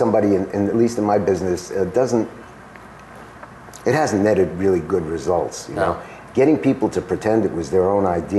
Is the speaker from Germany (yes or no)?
yes; Stuttgart, Baden-Württemberg, Germany; born there; I was born in Stuttgart, and basically, I grew up